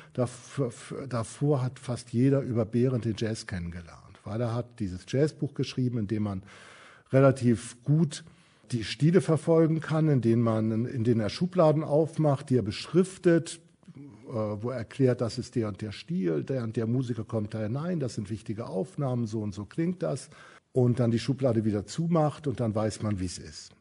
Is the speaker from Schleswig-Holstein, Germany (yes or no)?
yes; Kiel, Schleswig-Holstein, Germany; Ich komme, wie gesagt, aus Kiel, bin aufgewachsen